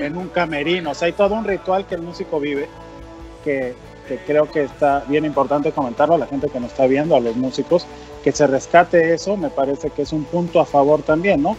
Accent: Mexico; como mexicano

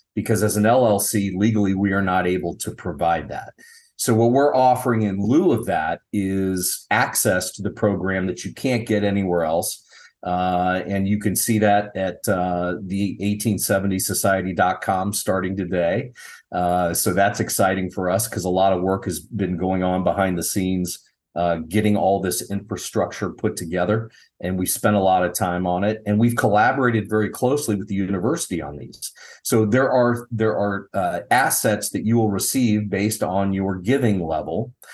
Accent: Dayton, Ohio, United States; I was born and raised in Dayton, Ohio

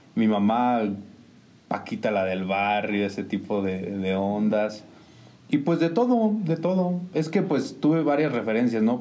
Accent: San Juan del Río, Querétaro, Mexico; yo soy originario de San Sebastián de las Barrancas Norte.

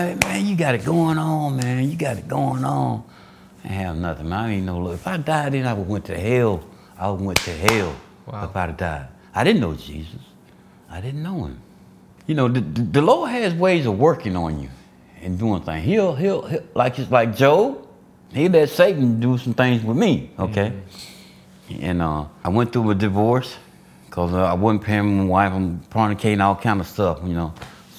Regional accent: Alabama, United States; I was born and raised in Alabama, a little small town Alabama. But I migrated to Georgia

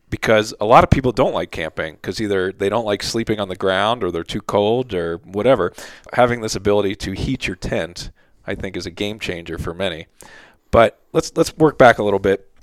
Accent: Philadelphia, Pennsylvania, United States; moved away; also born or lived in South Jersey; I grew up in Philly, South Jersey area

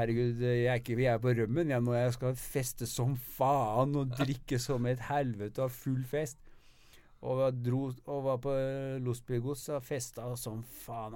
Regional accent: Norway; moved away; also born or lived in Sweden; jeg bor i Sverige, men jeg er norsk, eh, norsk statsborger

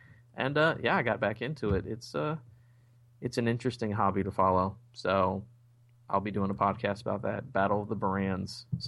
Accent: Indiana, United States; now in Kentucky, United States; I was born in Indiana, live in Kentucky now.

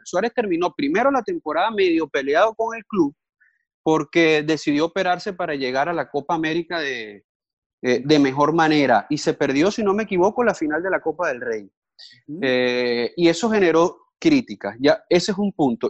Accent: Venezuela; now in Miami, United States; como buen venezolano

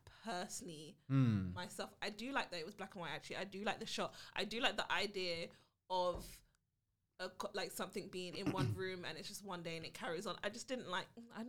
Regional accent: United Kingdom; I am the B. I am the British to the podcast.

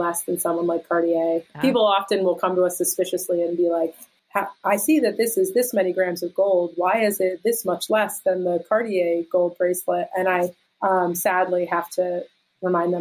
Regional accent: outside of Philadelphia, Pennsylvania, United States; moved away as an adult; also born or lived in New York City; now in Pittsburgh, United States; I grew up outside of Philadelphia and lived in Philly and New York City

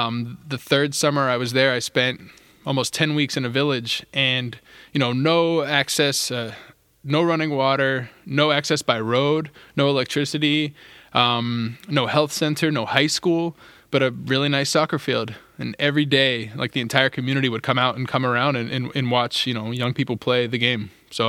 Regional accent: Wheeling, West Virginia, United States; cleats that people had donated from my hometown of Wheeling, West Virginia.

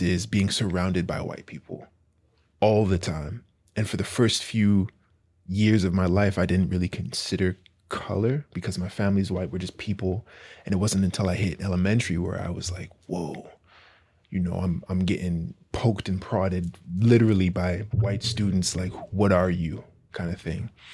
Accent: Victoria, British Columbia, Canada; I grew up in Victoria

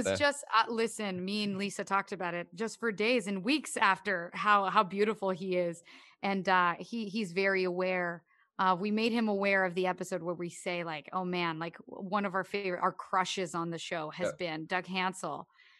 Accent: Canada; I mean, growing up in Canada, obviously it's helpful that I've known a bunch of Newfoundlanders.

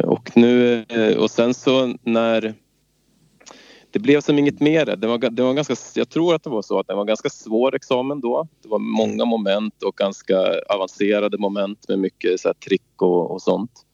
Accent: Svenstavik, Jämtland, Sweden; also born or lived in Stockholm; Jag är från Stockholm ursprungligen och kom upp hit när jag var sex år till Svenstavik, en liten ort söder om Östersund, sex mil söder

